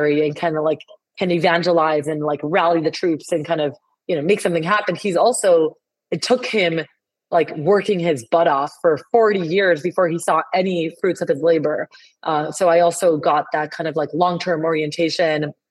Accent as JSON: {"language": "English", "country": "Colombia", "tie": "born or raised there", "first_language": "Spanish", "second_language": "English", "moved": "as an adult", "lives_now": "United States", "said": "I was born and raised in Colombia, South America."}